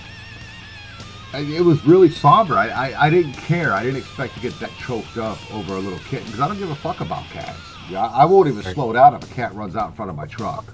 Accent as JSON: {"language": "English", "country": "Germany", "tie": "born or raised there", "moved": "yes", "said": "I grew up in Germany"}